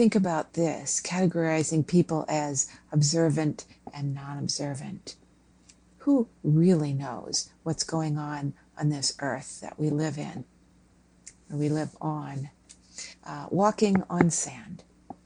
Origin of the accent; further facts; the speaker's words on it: Minnesota, United States; I grew up in Minnesota and never saw an ocean until I was fairly old